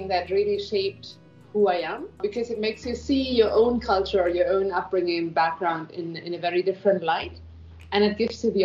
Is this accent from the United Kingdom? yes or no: no; Germany; moved away as an adult; also born or lived in Barcelona, Spain; now in Bangalore, India; I am born and brought up in Germany, though I'm living in Bangalore in India for more than a decade now.